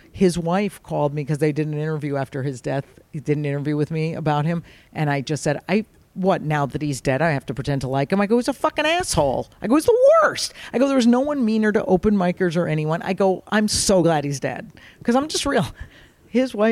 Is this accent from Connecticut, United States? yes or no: yes; Fairfield, Connecticut, United States; born or raised there